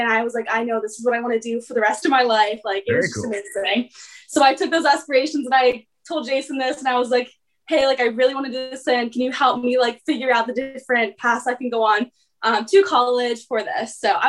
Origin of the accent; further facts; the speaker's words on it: Mars, Pennsylvania, United States; I'm from Mars, PA. I go to Mars Area High School.